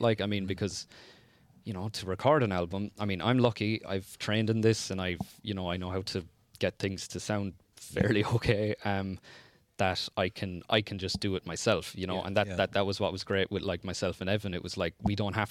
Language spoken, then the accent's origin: English; Ennis, Munster, Ireland; also born or lived in Tulla / East Clare; I was born in Ennis, like, I'm from Ennis